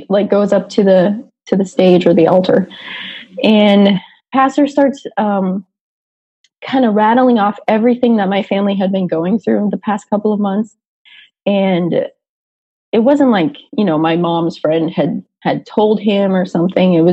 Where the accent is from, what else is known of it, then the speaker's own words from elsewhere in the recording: Lynn, Massachusetts, United States; I grew up in Lynn, Massachusetts, which again, 30, 35 minutes outside of Boston, but on the other side, so on the North Shore side. Um, so I grew up in Lynn, and I don't know, the Boston accent unfortunately never really stuck.